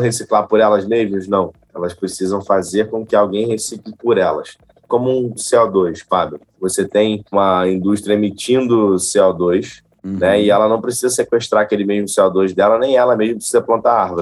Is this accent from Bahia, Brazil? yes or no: no; Nova Friburgo, Rio de Janeiro, Brazil; no macaé de Cima, terra onde eu nasci e cresci